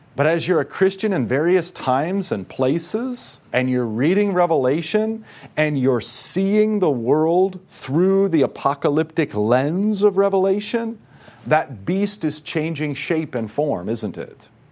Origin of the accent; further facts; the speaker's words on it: United States; because we're American